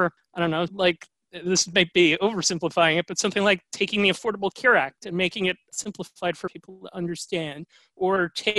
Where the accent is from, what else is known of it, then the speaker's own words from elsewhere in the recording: New York City, New York, United States; I grew up in New York City in the Upper East Side of Manhattan. I'm a product of the New York City public school system.